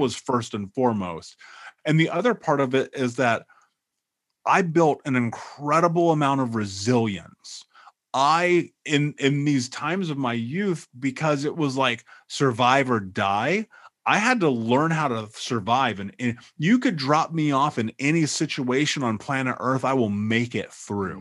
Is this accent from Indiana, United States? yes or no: yes; Indianapolis, Indiana, United States; moved away; I grew up in Indianapolis